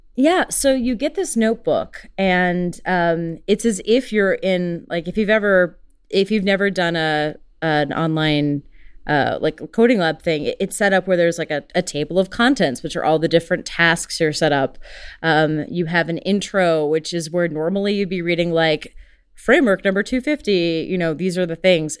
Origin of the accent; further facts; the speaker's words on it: United States; I'm very American